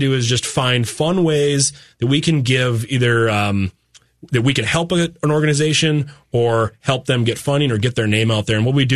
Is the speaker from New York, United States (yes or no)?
no; Fargo, North Dakota, United States; we're townies from Fargo and we love that place